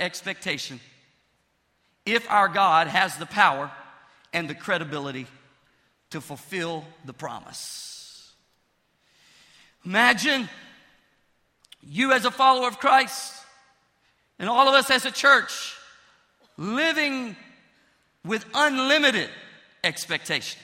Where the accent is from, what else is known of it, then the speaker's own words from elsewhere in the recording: Pine Bluff, Arkansas, United States; my hometown, Pine Bluff